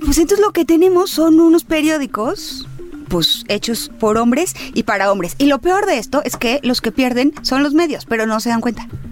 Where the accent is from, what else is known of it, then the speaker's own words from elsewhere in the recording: Baja California, Mexico; yo soy de Baja California